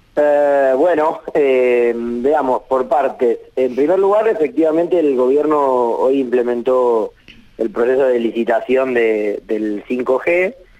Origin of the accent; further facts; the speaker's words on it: Tres Lomas, Buenos Aires Province, Argentina; Mi pueblo, Tres Lomas, tiene 10.000 habitantes